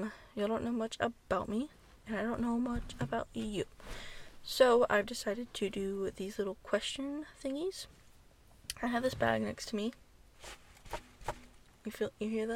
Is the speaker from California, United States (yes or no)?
no; Texas, United States; I'm from Texas